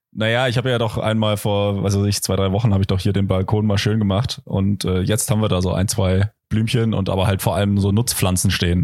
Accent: Potsdam, Brandenburg, Germany; also born or lived in Kreuzlingen, Switzerland / Konstanz, Germany; now in Kreuzlingen/Konstanz; also ich komme ja da aus der Ecke, ich bin ja in Potsdam äh, geboren

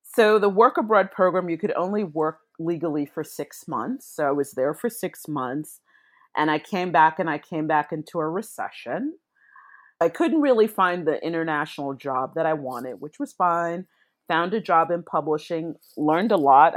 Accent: New York City, New York, United States; moved away as an adult; also born or lived in London; I'm back in my hometown of New York City

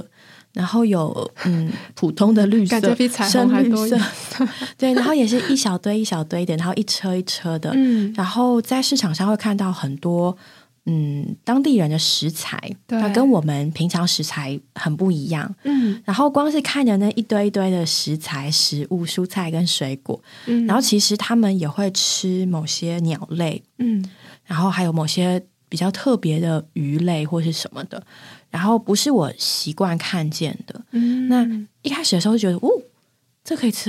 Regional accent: Taiwan; 原来我这么的台。

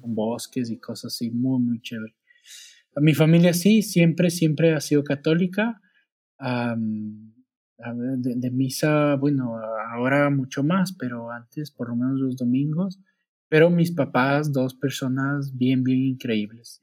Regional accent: Quito, Pichincha, Ecuador; moved away as an adult; also born or lived in New Zealand; now in Saltillo, Mexico; Soy de Ecuador

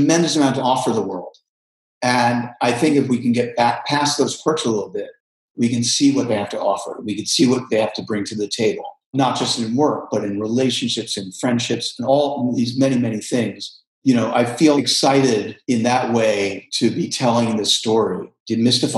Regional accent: New York City, New York, United States; I grew up in New York City

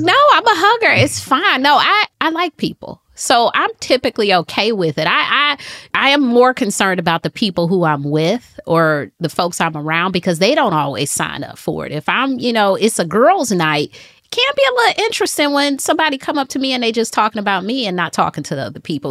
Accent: Detroit, Michigan, United States; now in Charlotte, United States; I moved to Charlotte from Detroit. I'm from Detroit. I moved to Charlotte 2009

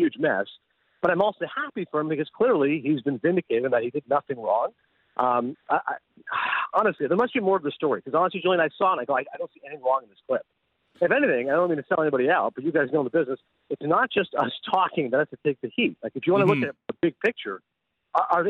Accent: Toronto, Ontario, Canada; I was from Toronto

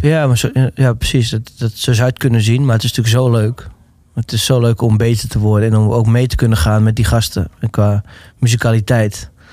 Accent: Netherlands; Omdat ik me toch wel de Nederlander voelde.

